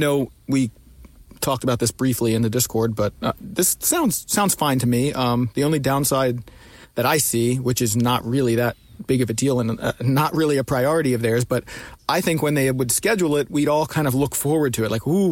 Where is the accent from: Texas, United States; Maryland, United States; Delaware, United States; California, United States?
Maryland, United States; Baltimore; I'm from Baltimore